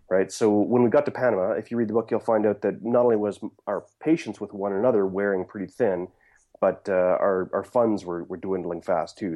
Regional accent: Saskatchewan, Canada; also born or lived in Steinbach, Manitoba; that's where I was born, raised in Saskatchewan

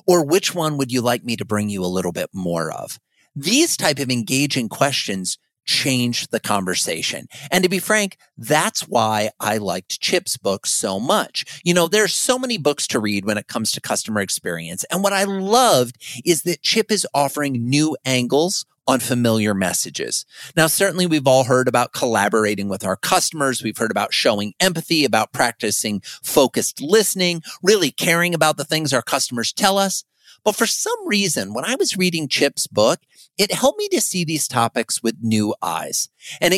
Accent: Fort Dodge, Iowa, United States; moved away; I recently moved to my hometown where I grew up, of Fort Dodge, Iowa

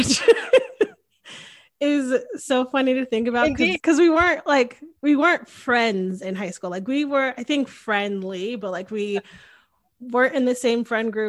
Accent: Connecticut, United States; moved away as an adult; now in Austin, United States; went to college in Connecticut, grew up in Connecticut

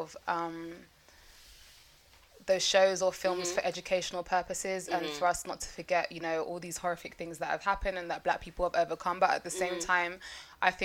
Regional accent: London, United Kingdom; I, as a North Londoner or a Northwest Londoner

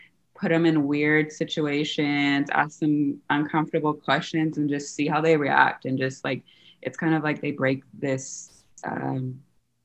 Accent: Seattle, Washington, United States; I am a model born and raised in Seattle, Washington.

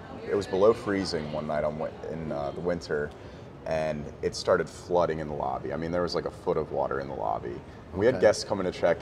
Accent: Gaithersburg, Maryland, United States; moved away as an adult; also born or lived in Bethesda, Maryland / Colorado / Washington, D.C.; now in Charleston, United States; grew up in the Gaithersburg area

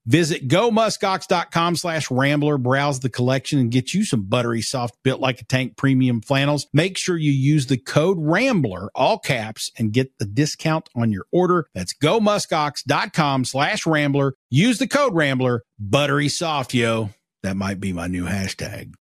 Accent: Kentucky, United States; I grew up in Kentucky, too

